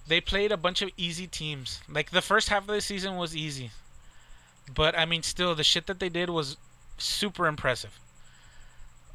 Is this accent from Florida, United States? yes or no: no; Texas, United States; we're from Texas, obviously dominant Texas fan base